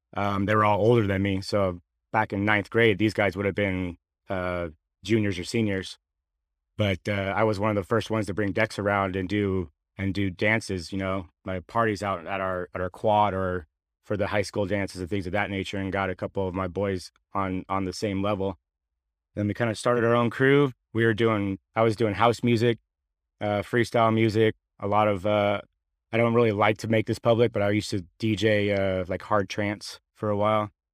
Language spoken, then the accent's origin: English; San Jose, California, United States; also born or lived in Sacramento–San Joaquin Delta, California; I moved from San Jose when I was about thirteen, fourteen years old